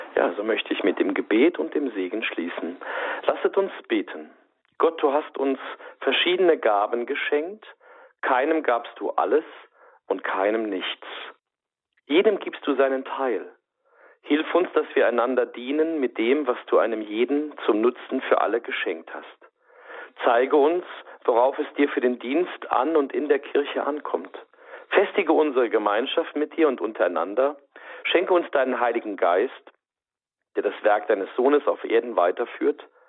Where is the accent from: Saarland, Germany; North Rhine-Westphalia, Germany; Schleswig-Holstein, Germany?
Saarland, Germany; bei uns im Saarland